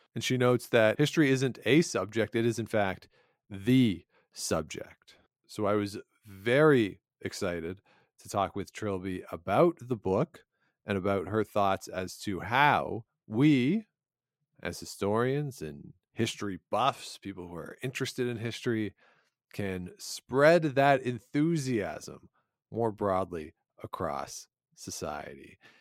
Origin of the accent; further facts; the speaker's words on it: Ontario, Canada; moved away as an adult; also born or lived in Regina; I grew up in Ontario and I learned a lot of Ontario history